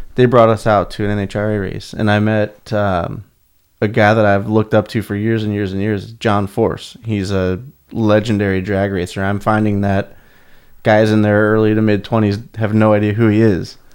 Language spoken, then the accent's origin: English; Akron, Ohio, United States; moved away as an adult; now in California, United States; born and raised in Akron, Ohio. Well, a suburb of Akron, Ohio